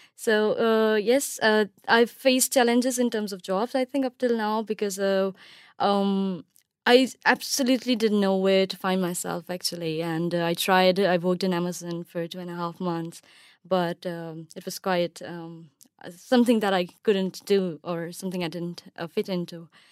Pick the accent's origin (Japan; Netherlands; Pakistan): Pakistan; moved away as an adult; now in United Kingdom; I'm from Pakistan and, uh, I spent my whole life there and I was even born there.